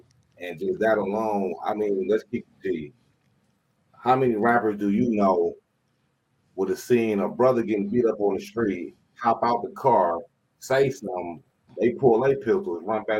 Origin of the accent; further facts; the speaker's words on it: Saginaw, Michigan, United States; I'm from Saginaw, Michigan.